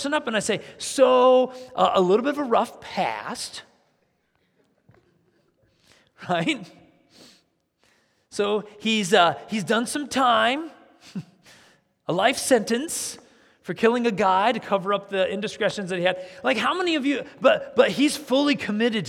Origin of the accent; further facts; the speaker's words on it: United States; as Americans